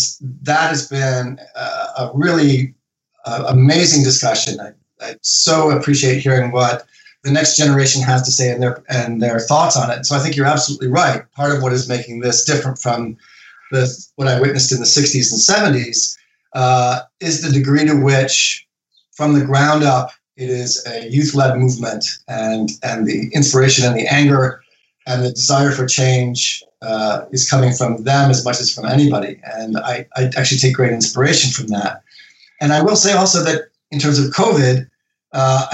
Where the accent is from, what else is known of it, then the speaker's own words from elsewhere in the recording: United States; now in Toronto, Canada; I'm an American living in Canada